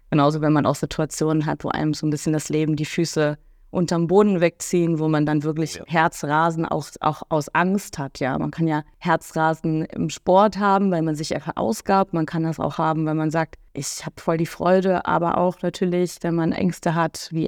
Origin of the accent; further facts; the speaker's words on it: Cologne, North Rhine-Westphalia, Germany; echtes kölsches Mädchen, bin geboren tatsächlich in Köln und auch im Umland aufgewachsen.